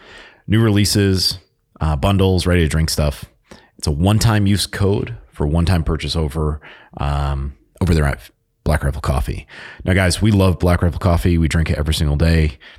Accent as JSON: {"language": "English", "region": "Connecticut", "country": "United States", "tie": "born or raised there", "said": "I grew up in Connecticut. I was only two and a half hours away from the Sig Sauer Academy."}